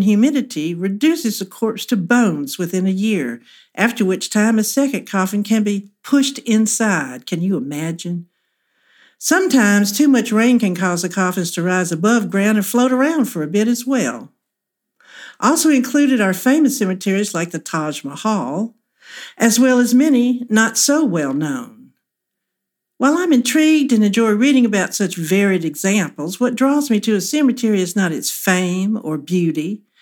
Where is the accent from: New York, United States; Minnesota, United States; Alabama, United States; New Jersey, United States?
Alabama, United States; Huntsville; moved away; The older families from my hometown